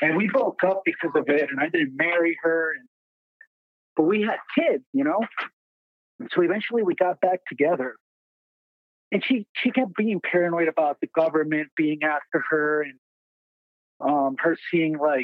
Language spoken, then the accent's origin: English; Puerto Rico; now in Minnesota, United States; I'm from Puerto Rico, but I live in Minnesota now.